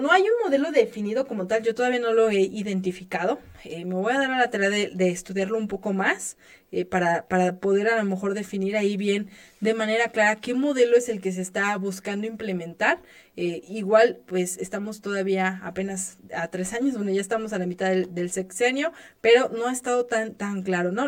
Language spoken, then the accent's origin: Spanish; Mexico; nuestra realidad como mexicanos